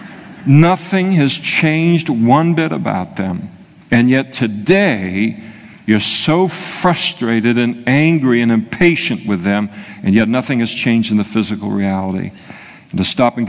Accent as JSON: {"language": "English", "region": "Scotland", "country": "United Kingdom", "said": "I'm a Scot"}